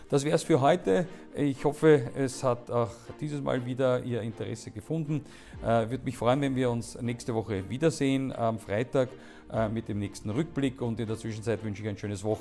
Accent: Austria; Und ich glaube, dass wir äh, als Österreicher und vor allem auch der Bundeskanzler Sebastian Kurz selber da eine sehr wichtige Rolle spielen wird

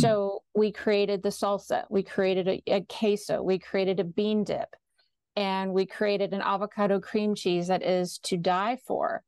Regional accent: Austin, Texas, United States; I grew up in Austin, graduated from the University of Texas

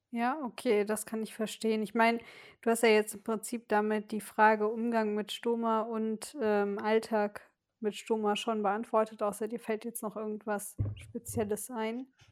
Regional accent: Westerwald, Rhineland-Palatinate, Germany; in meiner Heimat in, im Westerwald, also in einer kleinen Stadt

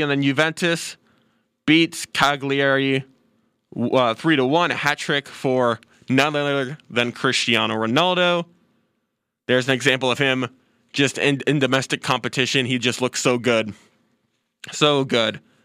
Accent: United States; as an American soccer fan

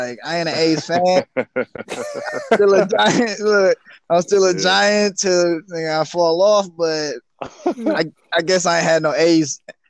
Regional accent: San Francisco, California, United States; growing up in Hunters Point.

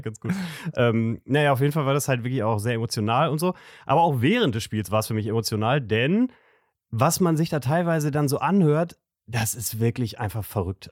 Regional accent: Gütersloh, North Rhine-Westphalia, Germany; moved away; aus meiner Heimatstadt Gütersloh

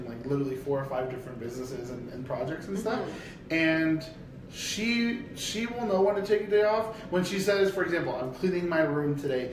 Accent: Brampton, Ontario, Canada; I'm from Brampton. Like my family's from Brampton

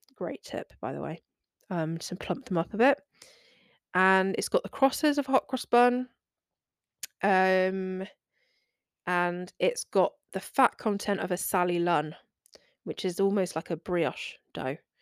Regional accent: England, United Kingdom; I am British

